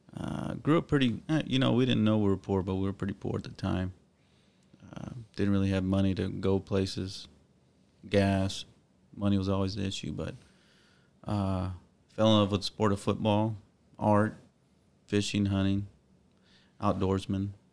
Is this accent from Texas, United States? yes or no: yes; Corpus Christi, Texas, United States; I grew up on the west side of Corpus